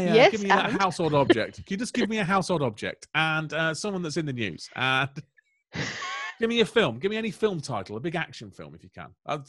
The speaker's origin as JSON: {"language": "English", "town": "Melton Mowbray", "region": "East Midlands", "country": "United Kingdom", "tie": "born or raised there", "said": "I mean, I grew up in Melton Mowbray. Melton Mowbray's got a dog food factory and I prefer that smell."}